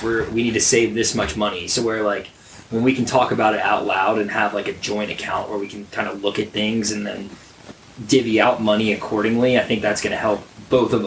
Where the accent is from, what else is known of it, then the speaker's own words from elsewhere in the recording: Atlanta, Georgia, United States; growing up in the Atlanta area